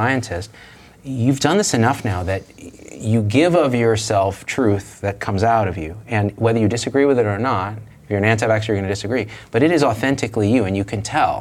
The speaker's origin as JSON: {"language": "English", "town": "Clovis", "region": "California", "country": "United States", "tie": "born or raised there", "said": "I grew up in Clovis, California, Central Valley of California"}